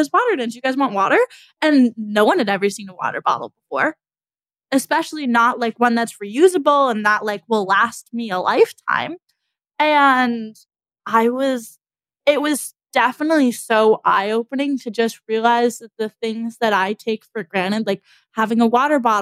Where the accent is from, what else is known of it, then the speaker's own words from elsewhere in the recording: United States; as an American